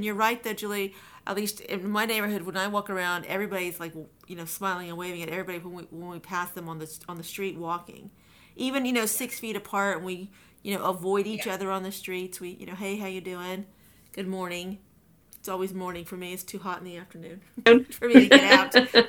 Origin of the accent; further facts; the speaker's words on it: Midwest, United States; now in East Coast, United States; I'm from the Midwest, and people do that all the time. It wasn't until I moved to the East Coast that I realized that, or that I recognized, I guess, that people don't do that.